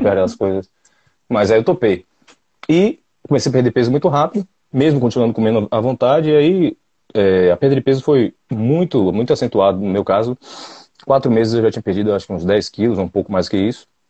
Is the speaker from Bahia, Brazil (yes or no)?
yes; Salvador, Bahia, Brazil; Eu sou de Salvador, sou analista de sistemas